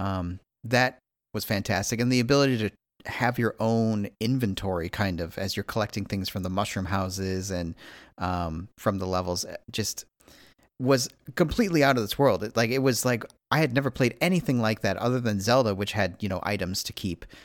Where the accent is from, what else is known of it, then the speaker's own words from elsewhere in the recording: Midwest, United States; I'm also a Midwesterner